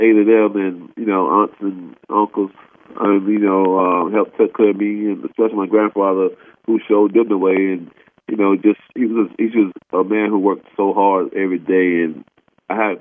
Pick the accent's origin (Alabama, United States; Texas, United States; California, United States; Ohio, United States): Ohio, United States; I'm from Ohio